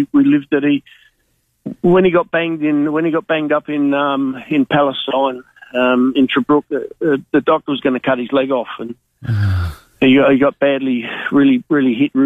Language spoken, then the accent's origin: English; Australia; I was born in Kadena, and my dad had the Kadena Hotel for 20 years